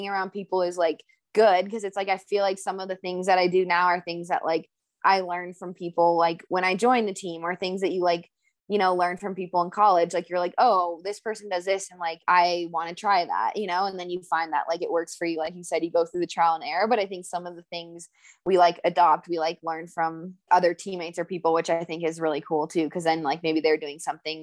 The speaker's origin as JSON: {"language": "English", "region": "Colorado", "country": "United States", "tie": "born or raised there", "said": "I'm from Colorado"}